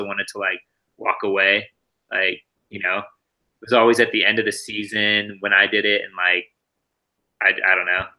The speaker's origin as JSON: {"language": "English", "town": "Santa Rosa", "region": "California", "country": "United States", "tie": "born or raised there", "also_born_or_lived": "Santa Cruz", "said": "growing up in Santa Rosa"}